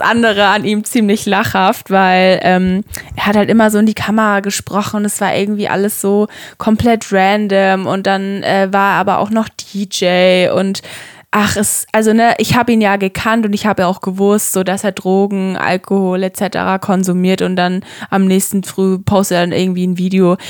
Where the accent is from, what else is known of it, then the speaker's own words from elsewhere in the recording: Würzburg area, Bavaria, Germany; ich komme ja auch aus der Umgebung Würzburg